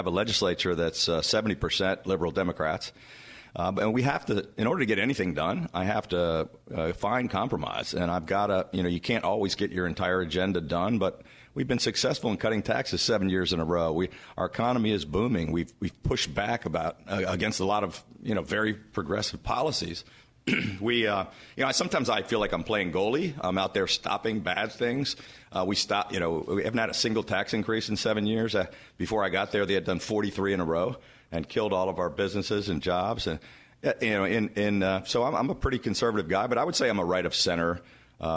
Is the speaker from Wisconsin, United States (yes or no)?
no; Washington area, Prince George's County, Maryland, United States; I was a Skins guy because I grew up in the Washington area